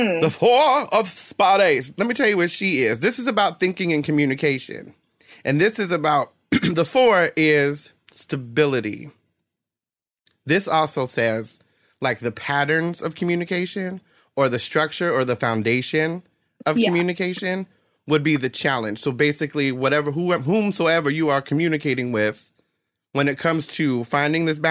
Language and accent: English; New Jersey, United States; now in West Coast, United States; I grew up in Jersey